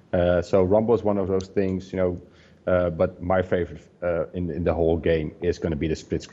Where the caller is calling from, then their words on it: Netherlands; English is a second language; I'm calling from Holland. One of our offices is located in Assen. It's the top of Holland.